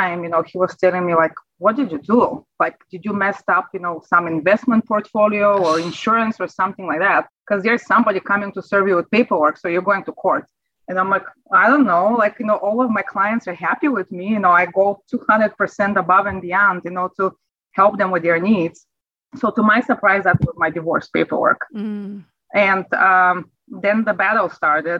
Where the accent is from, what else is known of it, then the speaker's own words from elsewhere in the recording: Bulgaria; English is a second language; moved away as an adult; now in United States; as you can sense from my accent, you know, I wasn't born in America. I am from Europe, from Bulgaria, and I immigrated here in 2003